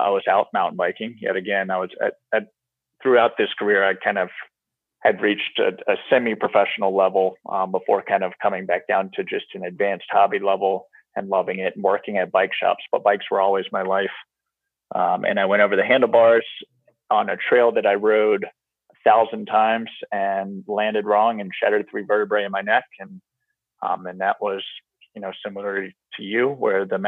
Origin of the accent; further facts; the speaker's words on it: Virginia, United States; growing up in Virginia, I was a, you know, kind of outdoorsy guy